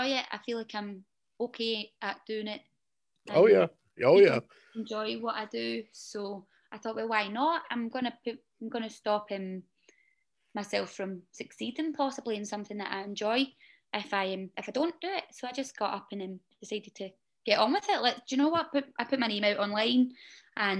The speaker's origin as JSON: {"language": "English", "town": "Glasgow", "region": "Scotland", "country": "United Kingdom", "tie": "born or raised there", "moved": "yes", "said": "I'm from Glasgow. Almost central Glasgow"}